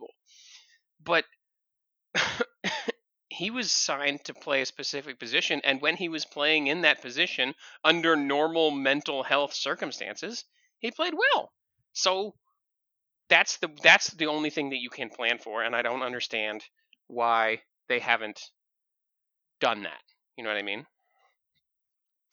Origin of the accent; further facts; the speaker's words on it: Texas, United States; also born or lived in San Antonio; I'm from Texas.